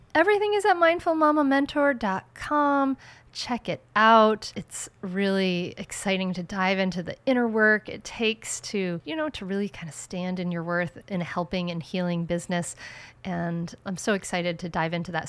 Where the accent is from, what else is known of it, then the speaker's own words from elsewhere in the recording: Rhode Island, United States; now in Delaware, United States; I grew up in Rhode Island, the smallest state, and now I live in Delaware, the second smallest state